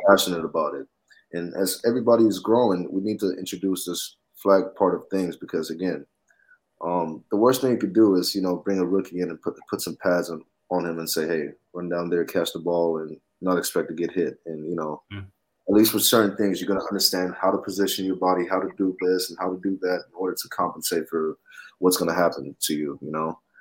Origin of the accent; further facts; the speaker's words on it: Atlanta, Georgia, United States; I'm from Atlanta